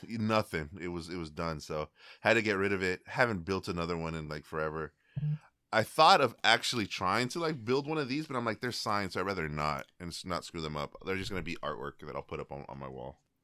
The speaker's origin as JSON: {"language": "English", "area": "Bay Area", "region": "California", "country": "United States", "said": "I'm from the Bay Area"}